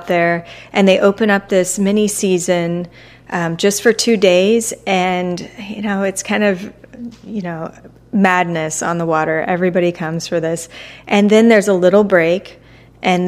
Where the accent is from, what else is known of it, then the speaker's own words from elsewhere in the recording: Tampa, Florida, United States; I'm from Tampa